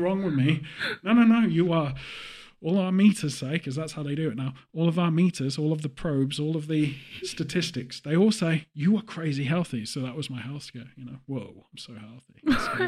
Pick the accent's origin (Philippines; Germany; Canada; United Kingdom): United Kingdom; England; as an English person